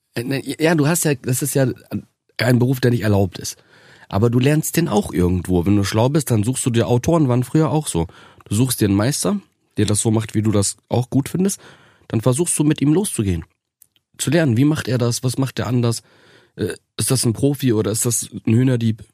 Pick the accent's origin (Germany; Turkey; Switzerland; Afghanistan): Germany; Osnabrück, Lower Saxony; Das, das ist so meine Geburtsstadt. Ähm, da ist alles in Ordnung. Und das Gastarbeiterviertel, äh, wo ich groß geworden bin